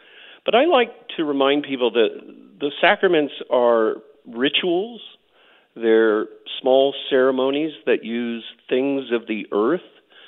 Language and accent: English; Oklahoma, United States; also born or lived in Air Force bases; I grew up on Air Force bases, but both of my parents were Oklahomans. We moved back to Oklahoma when my dad retired from the Air Force, and I went to college here in Oklahoma, so I consider myself an Oklahoman, yeah.